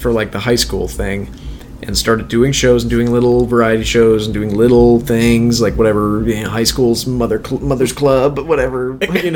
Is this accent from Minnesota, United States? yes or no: yes; Minnesota, United States; I'm from Minnesota. Minnesota has a killer stand-up comedy community. But I was also, like, 12